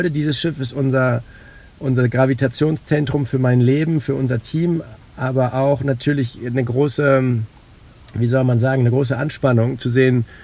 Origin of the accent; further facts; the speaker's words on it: Oldenburg, Lower Saxony, Germany; Ich bin ja in Oldenburg in Niedersachsen aufgewachsen, aber mein Leben hat sich immer in Norddeutschland abgespielt.